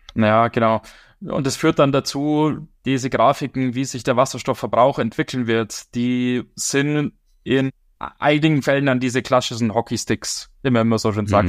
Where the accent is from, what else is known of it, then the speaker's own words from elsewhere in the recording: Germany; bei uns in Deutschland